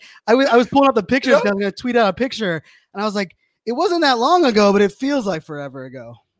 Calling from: Virginia, United States; So I'm right outside DC, Northern Virginia. So like near Dulles Airport area.

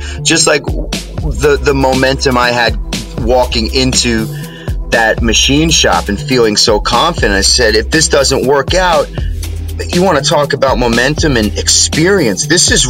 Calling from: Preston Hollow, New York, United States; I'm in rural New York State. I'm in a very, very small town in central New York called Preston Hollow.

